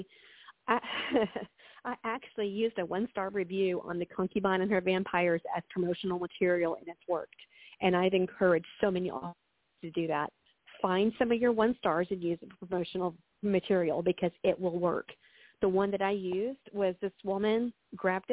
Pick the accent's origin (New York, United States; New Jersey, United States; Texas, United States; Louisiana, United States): Texas, United States; now in Central Florida, United States; I'm from Texas